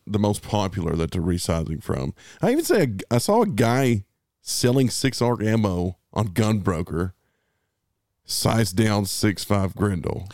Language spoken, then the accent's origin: English; United States; we're American